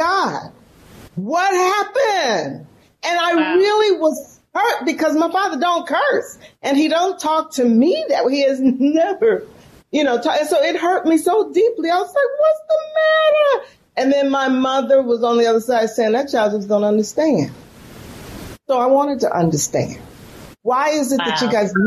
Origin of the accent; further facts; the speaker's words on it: San Francisco, California, United States; moved away as an adult; now in Mississippi, United States; I'm from San Francisco, born and raised in San Francisco, California.